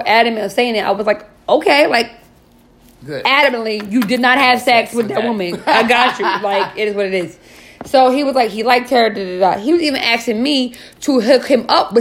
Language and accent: English; New York City, New York, United States; now in New Jersey, United States; I'm not from Jersey. I spend the majority of my time in New York because I'm from New York. Shout out to Queens.